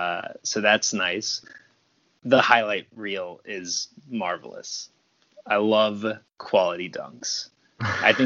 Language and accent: English; Savannah, Georgia, United States; moved away as an adult; also born or lived in Atlanta; I grew up in Savannah and then moved to Atlanta when I went to Georgia Tech.